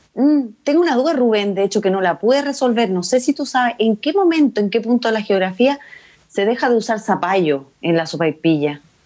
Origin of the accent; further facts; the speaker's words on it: Chile; soy chilena